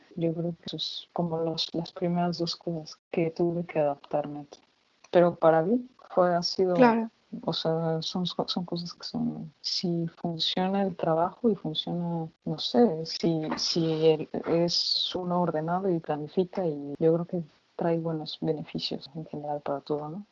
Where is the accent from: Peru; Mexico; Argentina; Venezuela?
Mexico; moved away as an adult; now in Germany; desde que salí de México